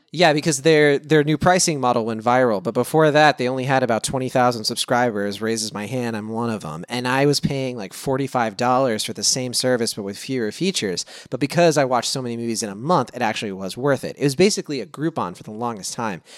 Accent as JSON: {"language": "English", "town": "Lynchburg", "region": "Virginia", "country": "United States", "tie": "born or raised there", "moved": "as an adult", "lives_now": "California, United States", "said": "where I grew up in Lynchburg."}